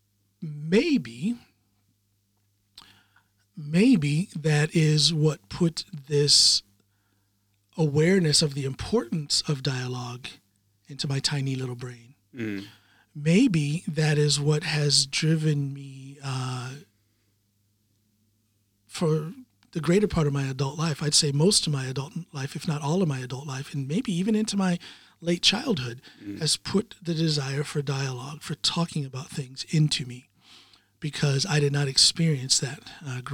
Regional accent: Norton, Ohio, United States; born or raised there; moved away as an adult; also born or lived in Akron, Ohio; now in Norway

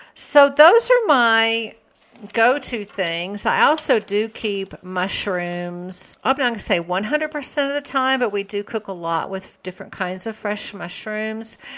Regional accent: the South, United States; I grew up in the South.

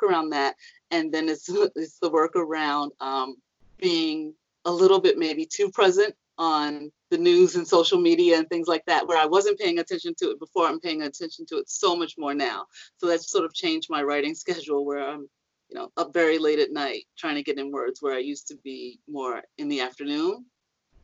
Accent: New York City, New York, United States; I grew up in Harlem

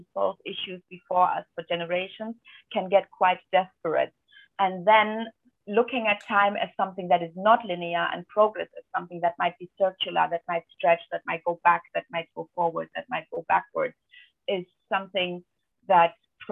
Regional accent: Albania; my home country, Albania

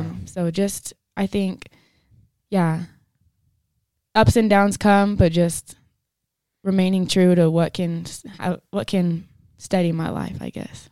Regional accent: Denver City, Texas, United States; moved away as an adult; now in Pueblo, United States; I'm from Denver City, Texas. It's a small town southwest of Lubbock

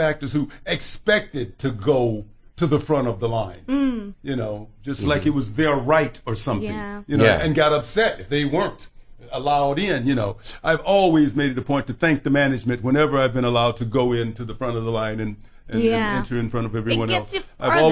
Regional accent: Chicago, Illinois, United States; growing up in Chicago

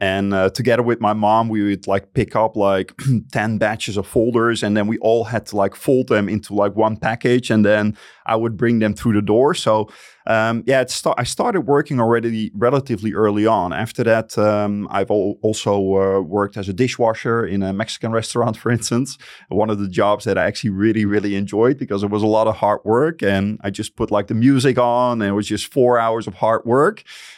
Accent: Friesland, Netherlands; I grew up in Friesland. And for the people that don't know what Friesland is, it's a tiny province of the Netherlands.

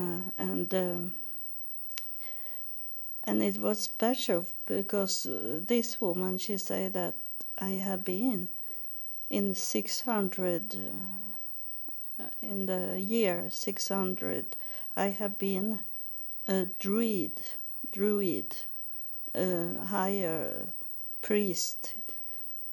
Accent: Sweden; that belong not to my culture. That doesn't belong to Sweden.

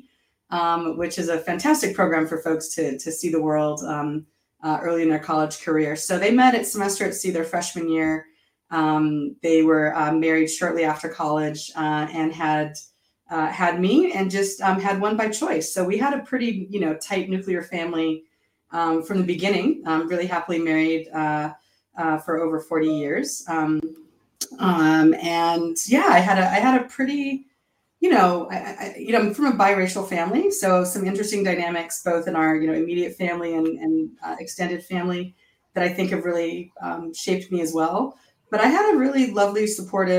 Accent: Orange County, California, United States; moved away as an adult; also born or lived in Long Beach, California / East Coast, United States; I was born in Southern California, in Long Beach, and grew up in Orange County.

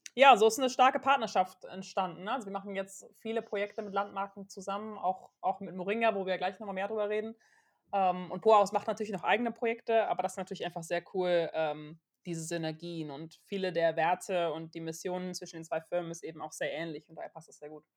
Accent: Aachen, North Rhine-Westphalia, Germany; Wir kommen beide aus Aachen

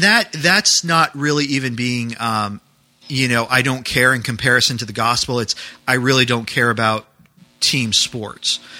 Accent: New England, United States; moved away; I grew up in New England.

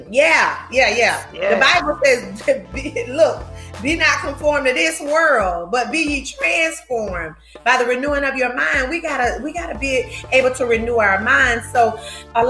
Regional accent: Gaston County, North Carolina, United States; we're from Gaston County. We're Gaston County natives, you know, born and raised

